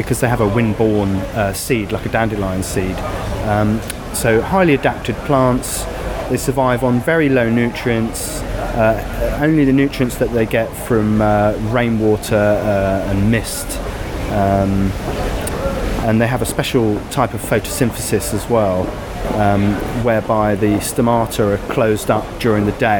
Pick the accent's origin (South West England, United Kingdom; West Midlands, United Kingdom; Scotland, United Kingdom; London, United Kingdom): South West England, United Kingdom; Penzance; I'm from Penzance in Cornwall